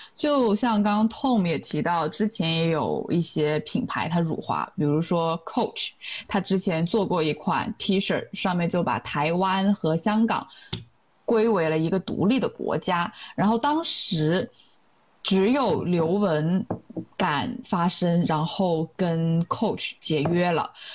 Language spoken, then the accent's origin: Chinese; China; moved away as an adult; 当时参加这个活动的只有我一个中国人